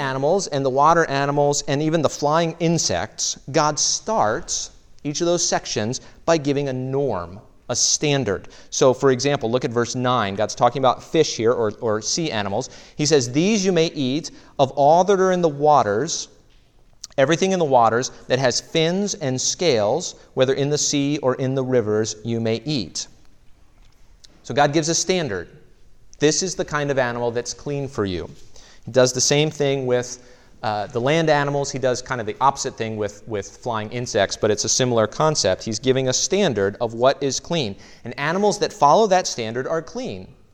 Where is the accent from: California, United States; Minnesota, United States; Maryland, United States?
Maryland, United States; I'm from Maryland